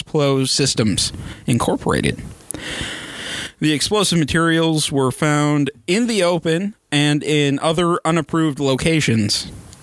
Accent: United States; As an American

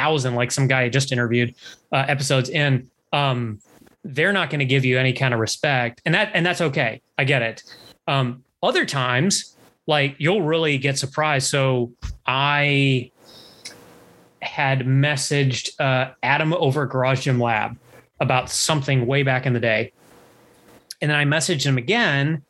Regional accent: Canada; I'm Canadian.

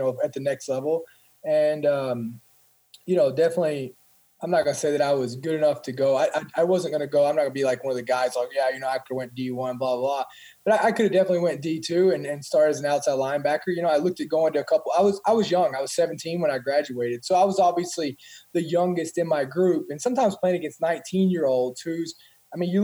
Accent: Columbia, Kentucky, United States; I grew up in a small town, Columbia, Kentucky, and it's South Central Kentucky

